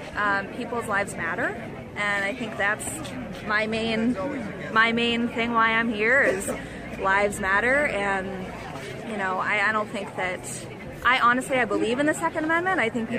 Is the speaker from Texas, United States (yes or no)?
no; Bangor, Maine, United States; I'm from Bangor.